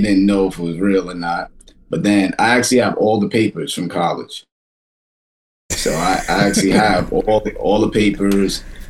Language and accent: English; New York City, New York, United States; I'm from Kensington, which is like one street over from where Flatbush begins.